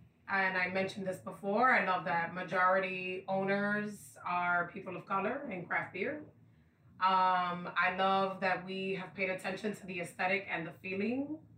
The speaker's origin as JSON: {"language": "English", "town": "New York City", "region": "New York", "country": "United States", "tie": "born or raised there", "said": "I'm from Bushwick. One of them is in Queens, which is border to where I grew up in Bushwick."}